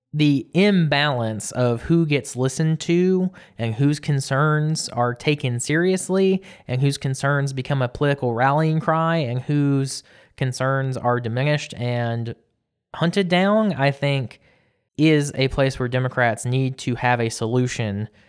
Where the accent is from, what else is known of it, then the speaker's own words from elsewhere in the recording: South Georgia, United States; growing up in South Georgia